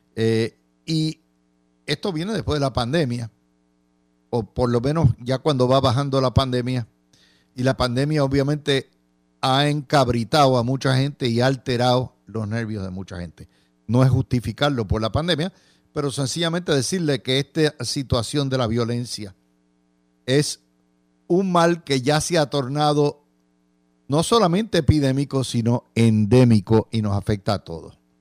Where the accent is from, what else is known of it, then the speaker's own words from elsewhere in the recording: San Juan, Puerto Rico; me crié en Santurce, mi abuela vivía en Santurce